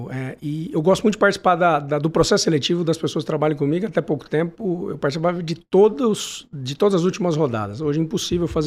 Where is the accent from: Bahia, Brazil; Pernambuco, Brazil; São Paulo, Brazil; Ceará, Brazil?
São Paulo, Brazil; São José do Rio Preto; Eu sou de Rio Preto, vem tomar um café comigo.